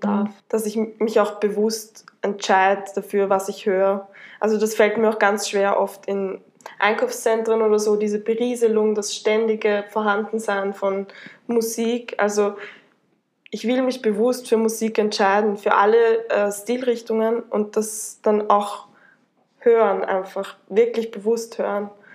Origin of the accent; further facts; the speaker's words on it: Tullnerbach, Lower Austria, Austria; ich äh, komme aus Niederösterreich, genau gesagt aus Tulnerbach, äh, bin dort aufgewachsen